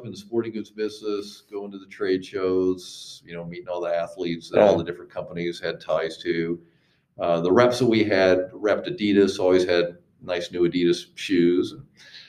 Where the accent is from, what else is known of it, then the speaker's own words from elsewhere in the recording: Eldora, Iowa, United States; also born or lived in Grinnell; so I grew up in Eldora and graduated high school from there.